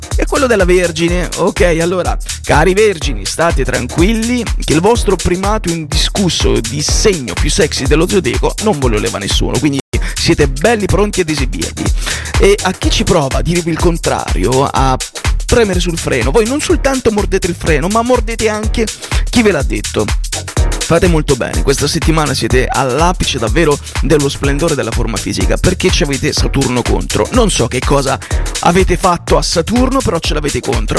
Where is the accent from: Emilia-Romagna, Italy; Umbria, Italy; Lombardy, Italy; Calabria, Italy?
Calabria, Italy; Pizzo; io che sono di Pizzo Calabro, che sono calabrese